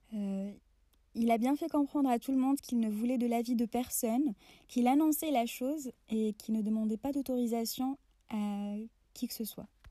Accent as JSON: {"language": "French", "town": "Oran", "region": "Oran Province", "country": "Algeria", "tie": "born or raised there", "said": "Oran, ma ville natale"}